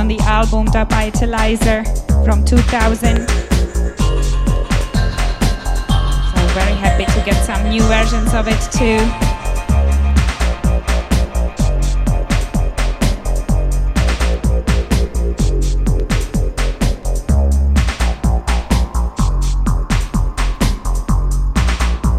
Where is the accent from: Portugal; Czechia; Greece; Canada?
Czechia; my home country, from the Czech Republic